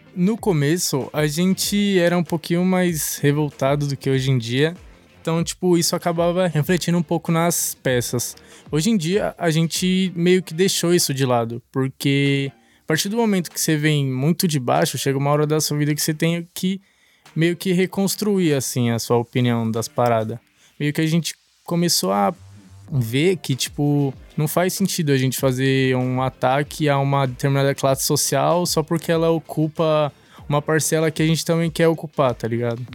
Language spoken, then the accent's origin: Portuguese; São Paulo, Brazil; sou de São Mateus, no extremo leste